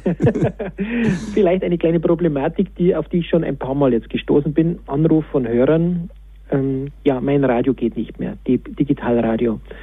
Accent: Lenggries, Bavaria, Germany; Strahlendes Wetter, wunderbare Pisten, das ist der Zustandsbericht meiner Heimat

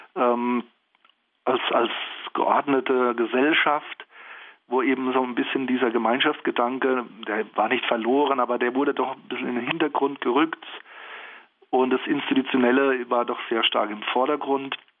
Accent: Germany; bei uns in Deutschland

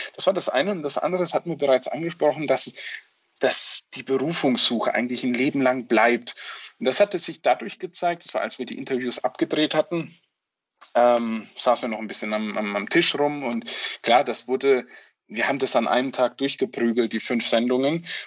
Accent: Franconia, Bavaria, Germany; ich bin Bistum Würzburg, gebürtiger Franke

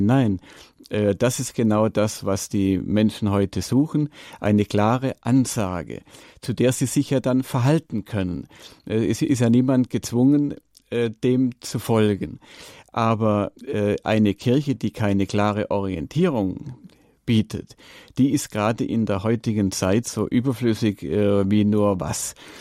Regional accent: Allgäu, Germany; bei uns im Allgäu

